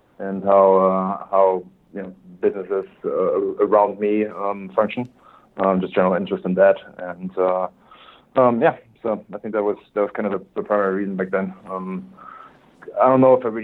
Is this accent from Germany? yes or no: yes; Germany; English is a second language; moved away as an adult; also born or lived in Switzerland; now in United States; born and raised in Germany